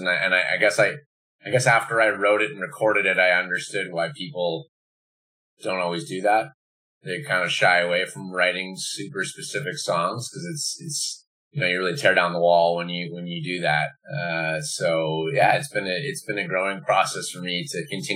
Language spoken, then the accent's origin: English; Manitoba, Canada; also born or lived in Montreal; now in Vancouver, Canada; I'm originally from Manitoba.